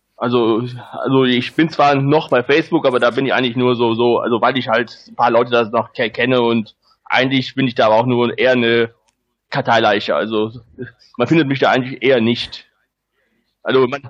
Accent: Rhineland, Germany; ich bin kein Schwabe, ich bin Rheinländer und also wohne auch immer noch hier im Rheinland.

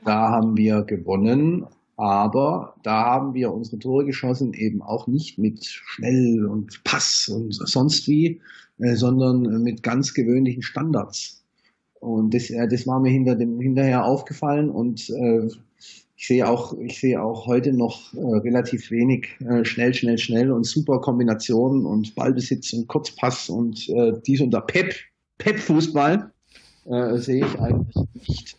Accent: Stuttgart, Baden-Württemberg, Germany; now in Heidelberg, Germany; Ich bin äh, wohnhaft in Heidelberg, geboren in Stuttgart

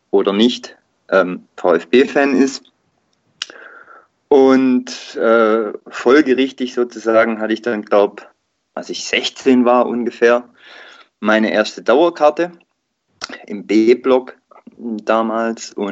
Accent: Baden-Württemberg, Germany; ich bin auf der Ostalb aufgewachsen und klar, auf der Ostalb gibt es vereinzelt natürlich auch irgendwie Bayern-Fans

